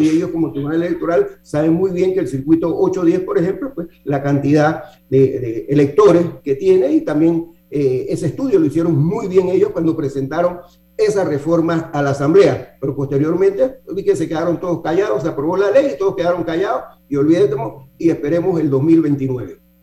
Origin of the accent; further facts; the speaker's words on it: Panama; como para panameño me siento muy cómodo